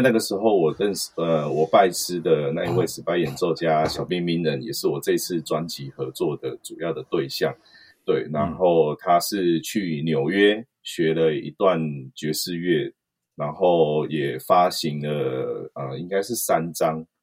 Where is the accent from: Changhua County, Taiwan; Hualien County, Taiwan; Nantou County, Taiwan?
Nantou County, Taiwan; 对我是在南投长大